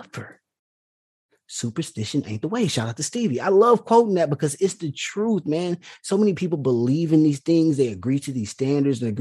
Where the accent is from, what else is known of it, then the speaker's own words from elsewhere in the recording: small town about 20 miles from Houston, Texas, United States; now in Houston, United States; even like 20 miles away from my hometown